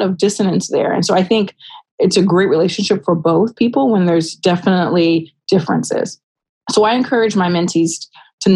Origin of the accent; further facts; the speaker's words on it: Rialto, California, United States; grow up in Rialto, California